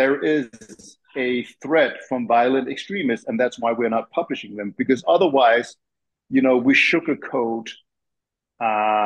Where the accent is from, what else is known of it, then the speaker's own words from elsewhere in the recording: Copenhagen, Capital Region of Denmark, Denmark; moved away as an adult; now in Tennessee, United States; I was born and raised in Denmark and Copenhagen